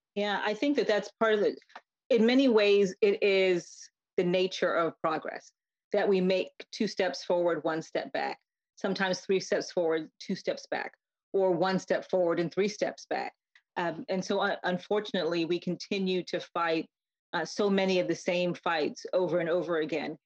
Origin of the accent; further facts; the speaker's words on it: Connecticut, United States; I grew up in Connecticut as the child of Jamaican immigrants